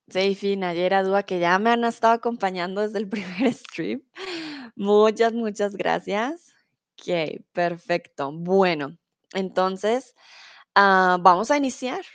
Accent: Colombia; also born or lived in Mexico; now in Germany; soy de Colombia. Comúnmente vivo en Alemania, ahora estoy en México

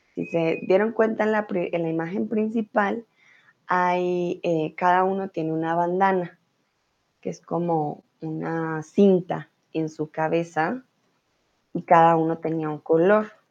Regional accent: Colombia; Yo soy de Colombia

